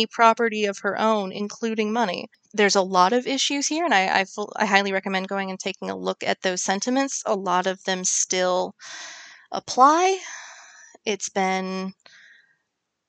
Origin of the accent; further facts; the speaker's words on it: United States; I'm an American